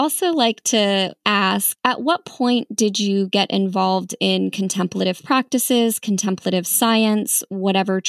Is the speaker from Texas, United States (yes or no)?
no; Redding, Connecticut, United States; my hometown of Reading, Connecticut